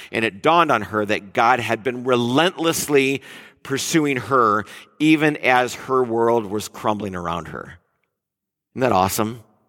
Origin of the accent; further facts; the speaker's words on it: Detroit, Michigan, United States; moved away as an adult; also born or lived in Mill Valley, California; I'm from Detroit area